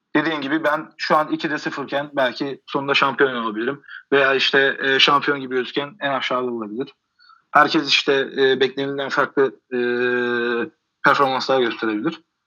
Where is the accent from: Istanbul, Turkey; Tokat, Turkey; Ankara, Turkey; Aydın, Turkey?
Aydın, Turkey; Kuşadası; Kuşadalıyım ben